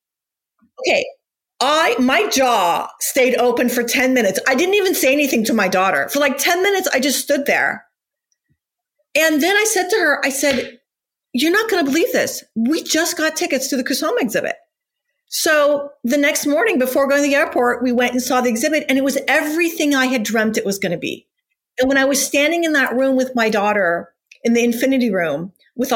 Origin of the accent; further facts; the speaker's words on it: Whittier, Newport Beach, California, United States; also born or lived in Iran; we moved from Whittier, California to Newport Beach, California, when I was in sixth grade